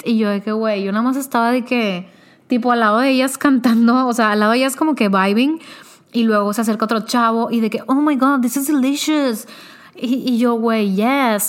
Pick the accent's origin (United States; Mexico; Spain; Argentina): Mexico; Monterrey, Nuevo León; yo soy de Monterrey.